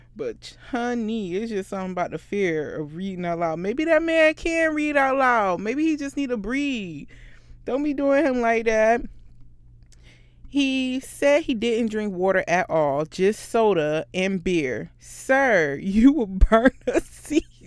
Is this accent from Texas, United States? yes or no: no; Florida, United States; I'm from Florida